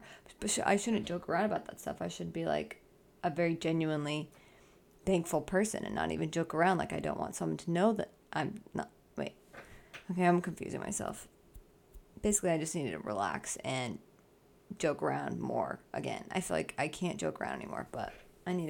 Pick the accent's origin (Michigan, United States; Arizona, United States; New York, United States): Arizona, United States; also born or lived in Southern California; now in California, United States; I grew up in Arizona, and now I live in California, Southern California